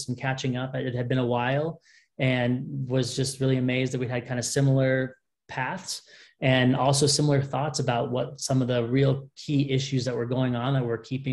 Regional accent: Southern California, United States; moved away as an adult; now in Utah, United States; I was born and raised in Southern California.

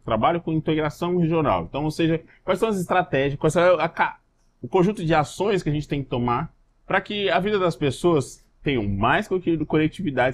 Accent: Três Lagoas, Mato Grosso do Sul, Brazil; moved away as an adult; now in Acre, Brazil; da cidade de Três Lagoas, que é minha cidade natal

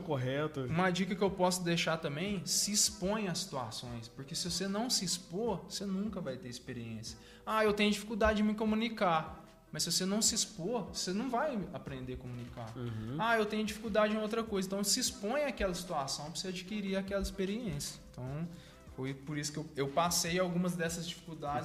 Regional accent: Três Pontas, Minas Gerais, Brazil; daqui de três pontas, assim, passamos por muitas dificuldades

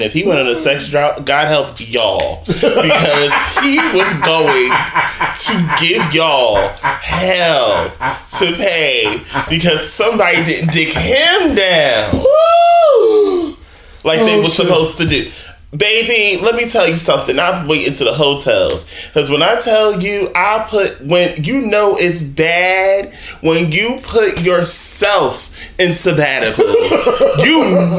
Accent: Newark, New Jersey, United States; moved away as an adult; now in Brooklyn, United States; I am from North New Jersey, Brick City. I am from South Ford, better known as Weekway section of North, okay? Born and raised

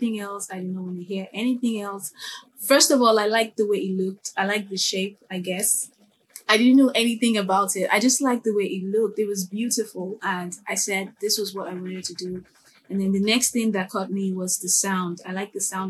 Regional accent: Nigeria; I'm Nigerian. So Nigerians are really religious and highly churchy people. So a lot of musicians and instrumentalists here always start from church.

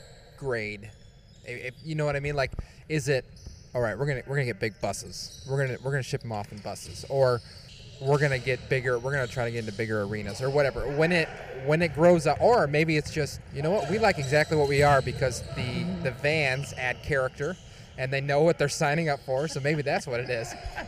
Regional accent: Michigan, United States; I'm from Michigan.

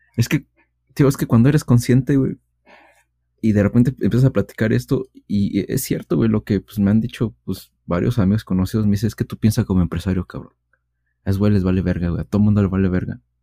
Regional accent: Mexico; siendo mexicanos

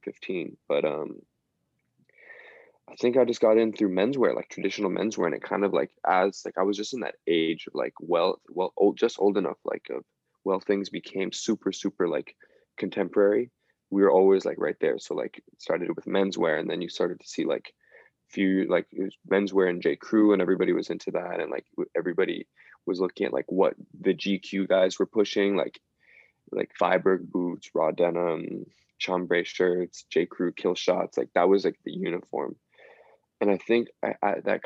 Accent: Bay Area, California, United States; moved away; also born or lived in Los Angeles; growing up in the Bay Area

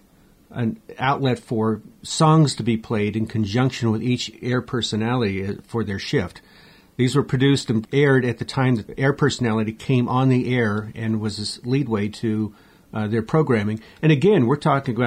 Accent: San Diego, California, United States; growing up in San Diego

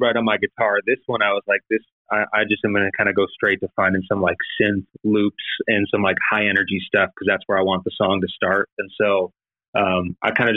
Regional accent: Cleveland, Ohio, United States; moved away; I'm originally from Cleveland, Ohio

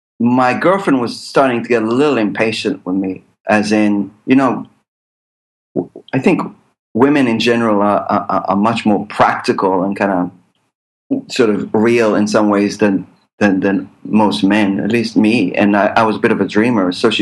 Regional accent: United States; born there; So having a dual citizenship, because remember, I was born in the States

